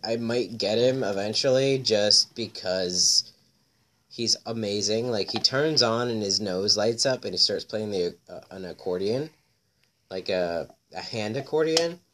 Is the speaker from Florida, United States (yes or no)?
yes; Florida, United States; now in Chicago, United States; I'm from Florida